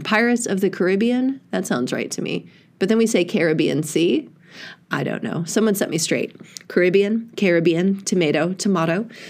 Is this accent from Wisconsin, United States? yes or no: yes; Eagle River, Wisconsin, United States; now in Southern California, United States; I grew up in Eagle River, Wisconsin, where there was only the ruby throated hummingbird